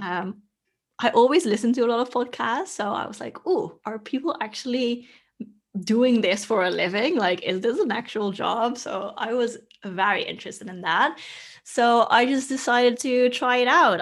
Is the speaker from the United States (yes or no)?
no; Netherlands; moved away as an adult; also born or lived in Australia; I left my home country, which is the Netherlands